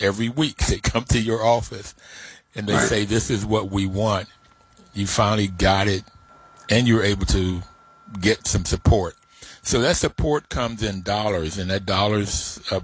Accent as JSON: {"language": "English", "region": "West Virginia", "country": "United States", "tie": "born or raised there", "said": "growing up in West Virginia"}